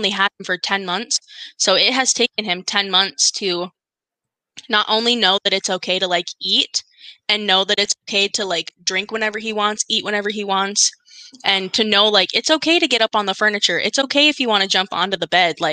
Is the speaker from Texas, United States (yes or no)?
no; North Dakota, United States; we're from North Dakota.